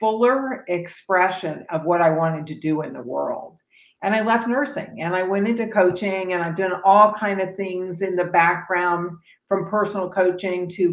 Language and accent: English; Dayton, Ohio, United States; moved away as an adult; also born or lived in California; now in Austin, United States; I was born in Dayton, Ohio.